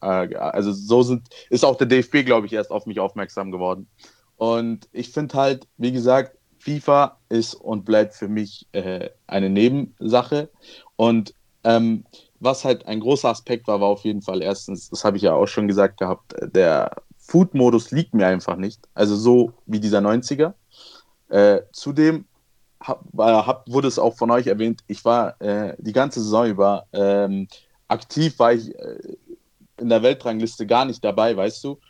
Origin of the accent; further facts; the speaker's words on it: Munich, Bavaria, Germany; in München äh, wo ich auch selbst wohne. Also ich bin ja auch Münchner